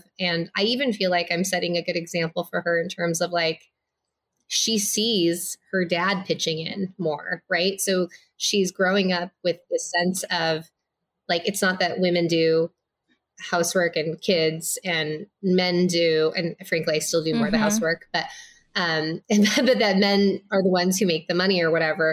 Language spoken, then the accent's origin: English; Los Angeles, California, United States; also born or lived in Minnesota; I was born in Minnesota. I grew up in like the Inland Empire of Los Angeles, which is like the east side of Los Angeles